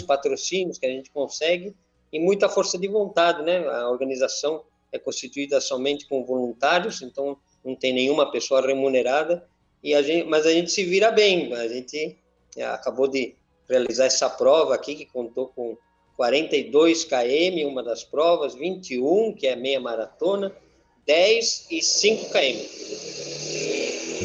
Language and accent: Portuguese; Madrid, Community of Madrid, Spain; now in Itu, Brazil; eu sou espanhol, sou de Madrid